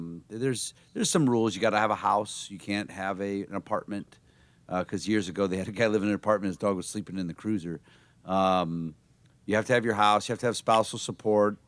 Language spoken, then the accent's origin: English; Canton, Ohio, United States; I'm from Canton, Ohio